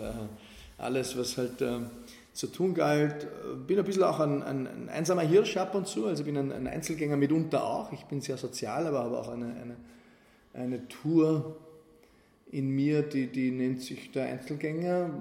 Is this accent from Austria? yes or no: yes; Wald am Arlberg, Vorarlberg, Austria; moved away as an adult; ich komme aus der Provinz und da, da habe ich halt Dinge erlebt, die waren wild. Ne? Für den Bergbauernbuben aus Waldermalberg